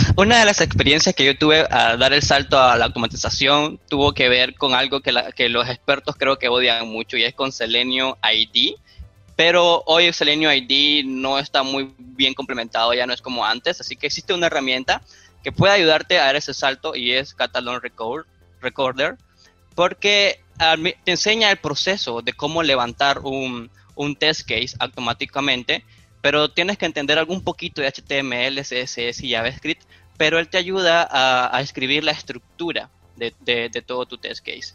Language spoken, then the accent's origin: Spanish; Nicaragua; Yo soy de Nicaragua